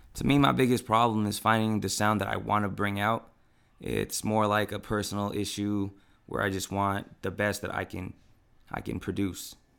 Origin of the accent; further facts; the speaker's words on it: Philippines; now in San Diego, United States; I'm a Filipino rapper